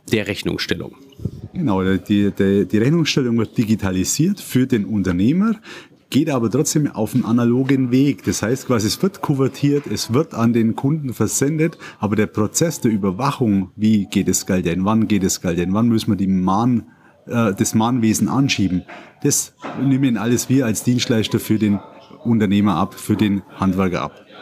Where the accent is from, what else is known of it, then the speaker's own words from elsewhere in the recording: Ederheim, Bavaria, Germany; ich komme aus Ederheim im schönen Bayern